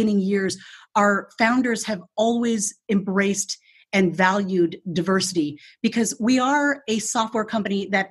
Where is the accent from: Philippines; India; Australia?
Philippines; now in United States; I was born in the Philippines and immigrated to the United States in 1972 with my parents